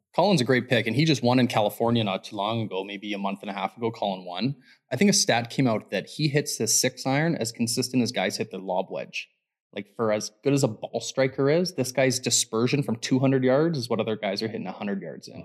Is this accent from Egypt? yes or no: no; Canada